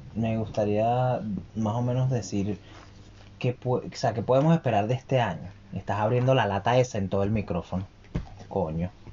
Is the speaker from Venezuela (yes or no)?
yes; Venezuela; now in Santiago, Chile; nosotros como venezolanos